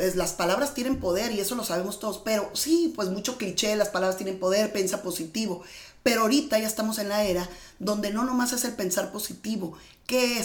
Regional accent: Mexicali, Baja California, Mexico; yo vengo de Mexicali, yo nací en un pueblito que se llama Mexicali, Baja California

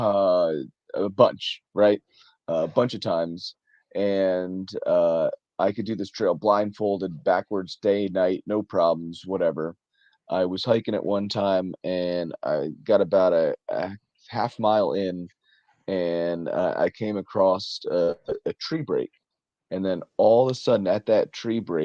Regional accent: New Jersey, United States; I am from New Jersey, the wonderful, wonderful state, the Garden State of New Jersey

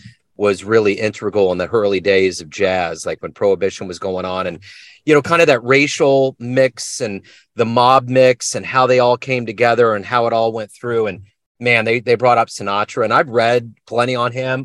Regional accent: Kansas City, Missouri, United States; Kansas City, Missouri, right in the middle of the map.

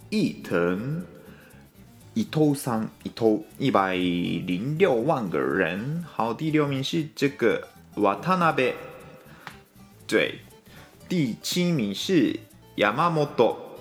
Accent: Japan; 我们日本人的名字，很多都是汉字

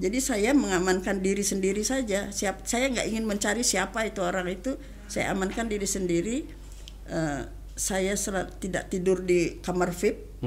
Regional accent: Bali, Indonesia; saya kan orang Bali

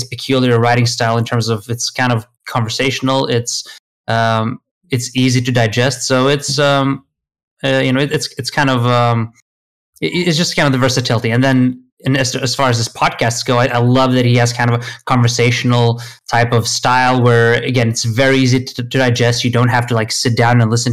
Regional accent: Sweden; English is a second language; also born or lived in Lithuania / United Kingdom; I lived in Sweden pretty much since I was, 8 and a half or so, until my late teens when I finished school

